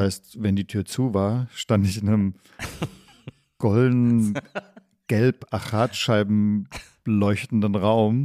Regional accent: Stuttgart, Baden-Württemberg, Germany; moved away; also born or lived in Tübingen / Berlin; deswegen bin ich in Stuttgart aufgewachsen.

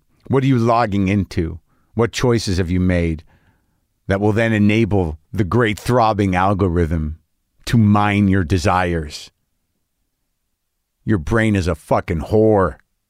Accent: New Mexico, United States; I grew up in New Mexico.

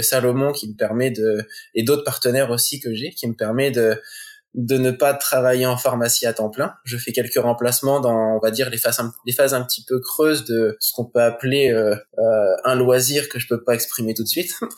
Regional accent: Coutances, Normandy, France; on est originaire de Normandie

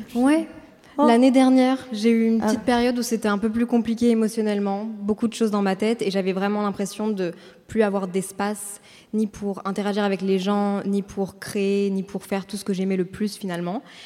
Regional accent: Brussels, Brussels-Capital Region, Belgium; moved away as an adult; also born or lived in Paris / Montreal; j'ai 24 ans, je viens de Bruxelles

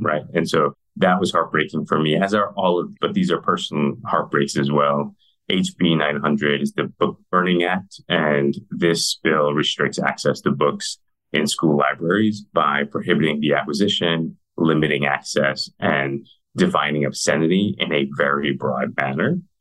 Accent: New York City, New York, United States; moved away as an adult; also born or lived in Mexico City, Mexico / Arizona; now in Texas, United States; I was born in Mexico City. Uh, my parents moved us to New York City when I was six years old

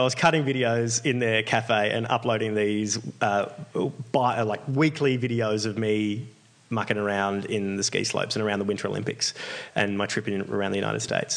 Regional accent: Australia; I'm this Australian guy

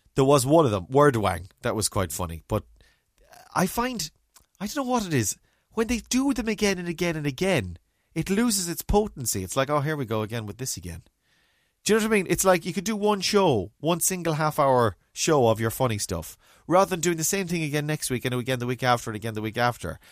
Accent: Mayo, Connacht, Ireland; also born or lived in Galway; I remember growing up in Mayo

